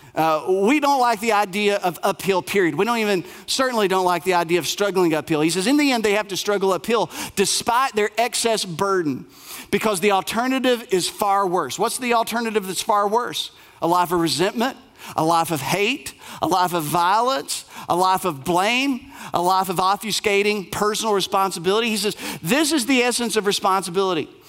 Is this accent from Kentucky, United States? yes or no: yes; Bell County, Appalachia, Kentucky, United States; I grew up in Bell County, uh, Appalachia